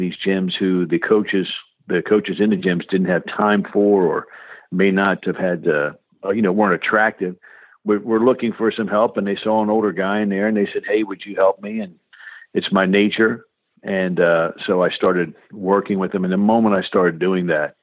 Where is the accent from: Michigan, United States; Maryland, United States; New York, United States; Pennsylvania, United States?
Maryland, United States; Silver Spring; I grew up right outside Washington, D.C. in a community called Silver Spring, Maryland.